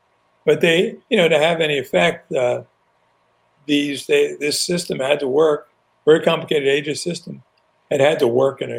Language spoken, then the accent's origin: English; New York area, United States; I grew up in the New York area